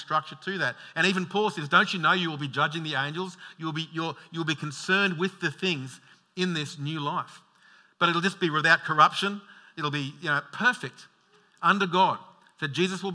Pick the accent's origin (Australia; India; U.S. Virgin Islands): Australia; Logan, Queensland; I'm the bogan from Logan